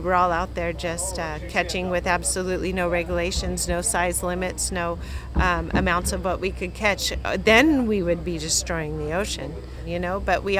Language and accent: English; Monterey, California, United States; moved away; My husband and I are both from Monterey, California.